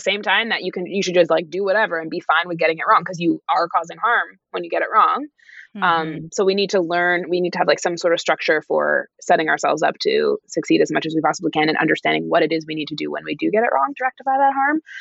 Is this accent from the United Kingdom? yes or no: no; Canada; being a Canadian currently in Canada